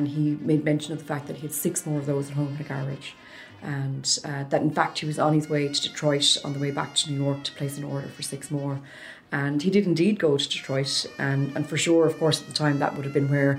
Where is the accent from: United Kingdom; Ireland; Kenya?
Ireland; Limerick, Munster; we are from Limerick